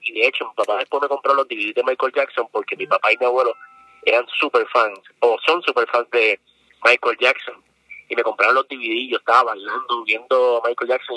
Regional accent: San Juan, Puerto Rico; yo soy de Lloren Torres, residencial público

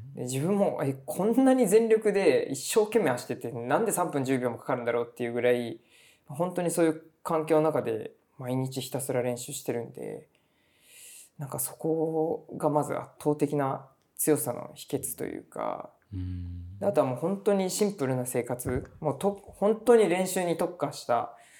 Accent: Tamana, Kumamoto, Japan; born or raised there

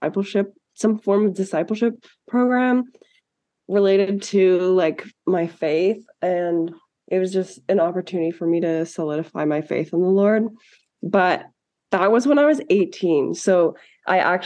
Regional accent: Ottawa, Ontario, Canada; now in Calgary, Canada; I'm from Ottawa

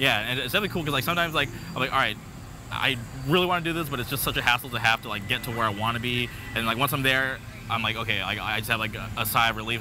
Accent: Palm Springs, California, United States; now in Orange County, United States; growing up in Palm Springs

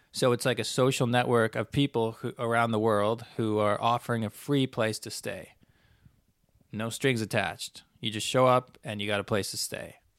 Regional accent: Canada; I'm a Canadian

